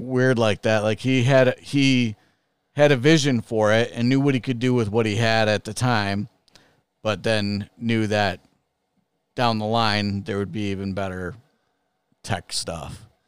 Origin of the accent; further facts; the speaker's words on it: Chicago, Illinois, United States; I grew up in Chicago